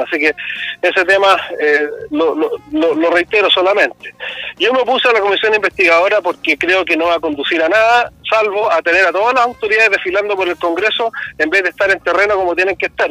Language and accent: Spanish; Chile; como chileno